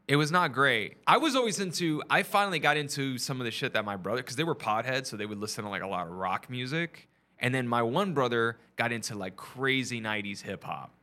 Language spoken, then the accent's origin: English; San Antonio, Texas, United States; moved away as an adult; also born or lived in Los Angeles; now in New York City, United States; I'm from San Antonio, uh, you know, from Texas. I just moved here last month